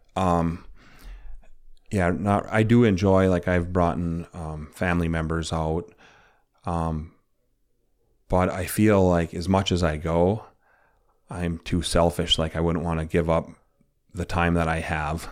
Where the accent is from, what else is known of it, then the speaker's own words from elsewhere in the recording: Chassell, Michigan, United States; was a kid growing up in Chassel